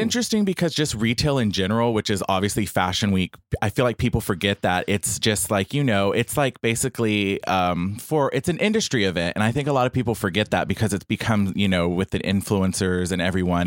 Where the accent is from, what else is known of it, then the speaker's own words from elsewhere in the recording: Bay City, Texas, United States; from Bay City, Texas, which which is an hour and thirty minutes south of Houston